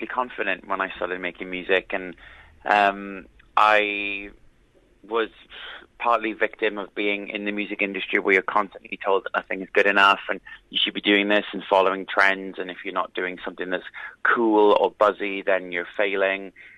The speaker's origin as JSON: {"language": "English", "region": "South Wales valleys", "country": "United Kingdom", "tie": "born or raised there", "said": "growing up in the South Wales valleys"}